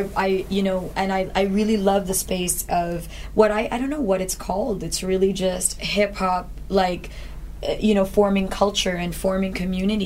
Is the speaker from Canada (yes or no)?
yes; Canada; we grew up in Canada